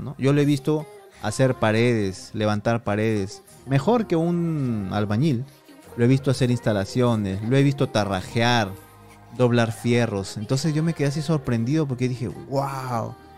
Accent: Piura, Peru; moved away as an adult; Ciudad ciudad de Piura, de donde yo soy

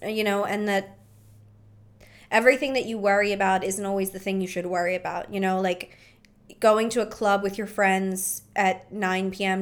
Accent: Philadelphia, Pennsylvania, United States; we're from Philly.

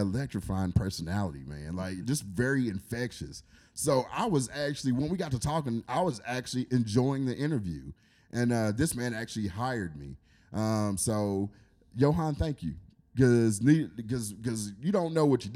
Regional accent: Paducah, Kentucky, United States; here in Paducah is my hometown

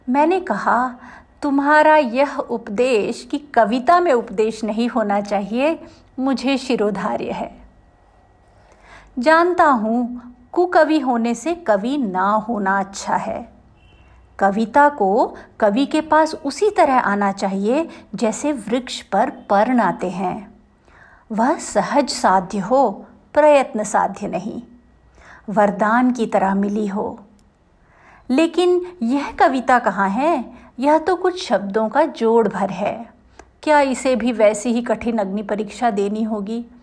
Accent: Jabalpur, Madhya Pradesh, India; मेरे पिता गुजरात के एक गाँव से आकर मध्य प्रदेश के जबलपुर में बस गए मेरा जन्म जबलपुर में हुआ बचपन में गुजरात आना जाना चलता रहा

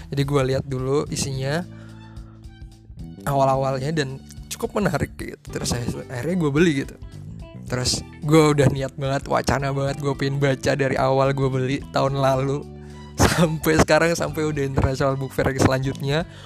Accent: Colomadu, Central Java, Indonesia; now in Cairo, Egypt; gue berasal dari Solo Jawa Tengah atau mungkin lebih tepatnya Karanganyar kali ya gue berasal dari Colomadu

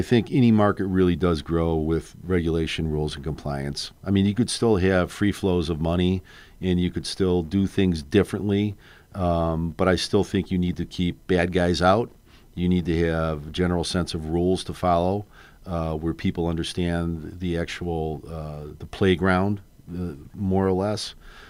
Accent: Chicago, Illinois, United States; I grew up on the North Side, yeah.

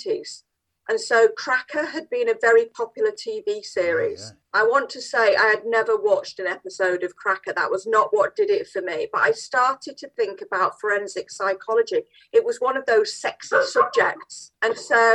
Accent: Manchester, North West England, United Kingdom; I'm quite proud to be born and bred in Manchester, South Manchester

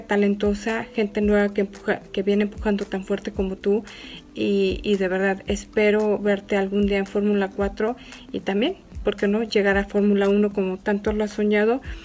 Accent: Mexico; Como mexicana yo me siento súper orgullosa

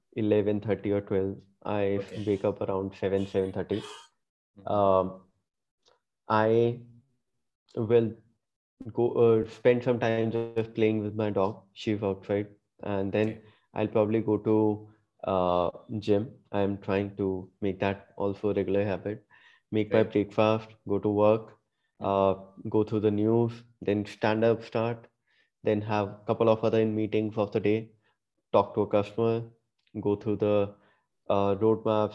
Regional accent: Punjab, India; moved away as an adult; also born or lived in Gurgaon; now in Bangalore, India; I did grow up all the while in Punjab

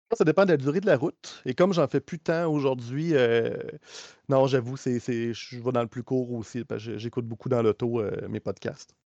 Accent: Quebec, Canada; accent: Québécois; je pense par l'accent, on se trahit. on est québécois vraiment pur laine, les deux.

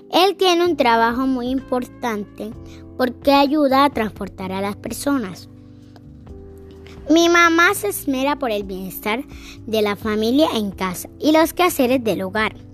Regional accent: Lorica, Córdoba, Colombia; born there; Nací en Lorica, en el Hospital San Vicente de Paul.

